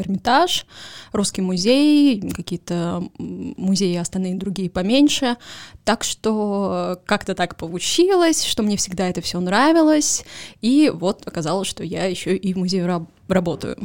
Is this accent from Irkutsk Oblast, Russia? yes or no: no; Saint Petersburg, Russia; Поскольку я родилась в Петербурге